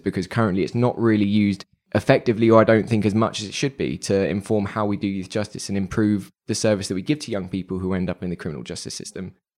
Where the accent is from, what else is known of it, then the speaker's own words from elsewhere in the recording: London, United Kingdom; being a Londoner